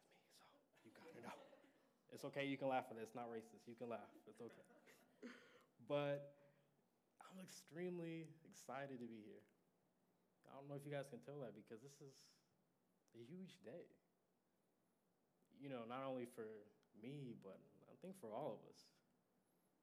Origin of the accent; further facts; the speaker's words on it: Sand Springs, Oklahoma, United States; I'm from Sand Springs.